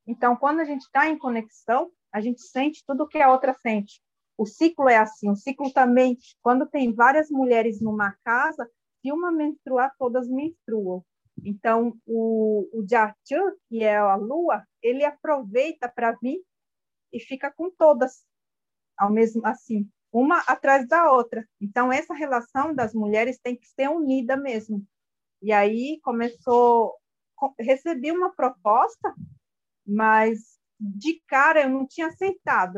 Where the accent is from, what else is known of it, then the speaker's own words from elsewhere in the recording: Brazil; first language Guarani (Mbyá); Portuguese is a second language; eu cresci junto na aldeia